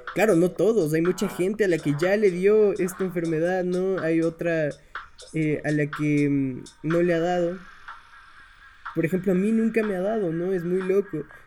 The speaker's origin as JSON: {"language": "Spanish", "country": "Ecuador", "said": "en mi país, en Ecuador"}